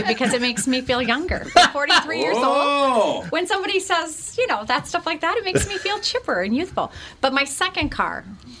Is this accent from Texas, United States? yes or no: no; Rapid City, South Dakota, United States; The Rapid City, South Dakota area.